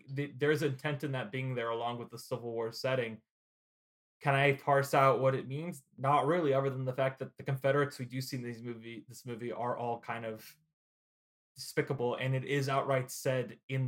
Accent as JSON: {"language": "English", "region": "Indiana", "country": "United States", "tie": "born or raised there", "said": "I grew up in Indiana."}